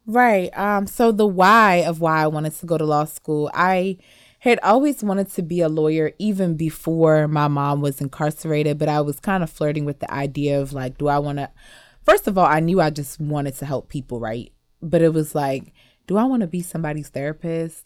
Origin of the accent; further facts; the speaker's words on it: Western Howard County, Maryland, United States; also born or lived in Montgomery County, Maryland / Cameroon (ancestry); I grew up in Western Howard County where, in the cornfields, where there's, like, barely any black people